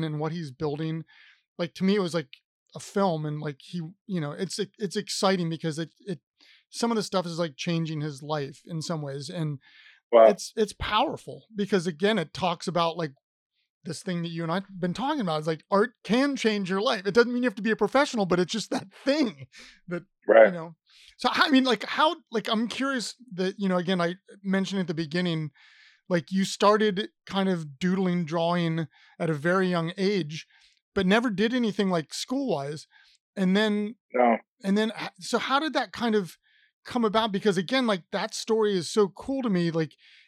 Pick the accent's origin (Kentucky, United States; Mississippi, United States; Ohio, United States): Ohio, United States; Columbus; now in Richmond, United States; I grew up in Columbus, which is a city, and I live in Richmond, Virginia now